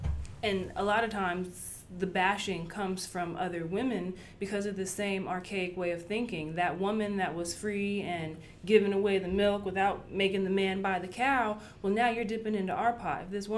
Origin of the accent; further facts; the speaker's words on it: Germany; I grew up in Germany. Our newspaper, our beauty of the week, was a butt-naked woman